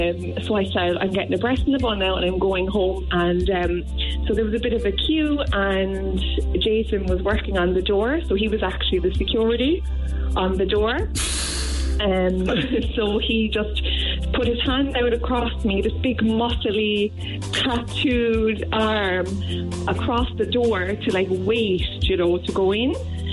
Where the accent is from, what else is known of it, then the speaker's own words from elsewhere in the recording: Blackrock, Munster, Ireland; So he did, and he actually was from Yall. So, and I'm from Blackrock.